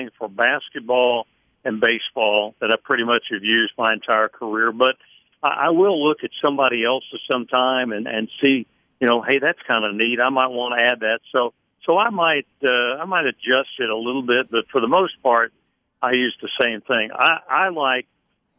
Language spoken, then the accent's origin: English; Middletown, Ohio, United States; I grew up in Middletown, Ohio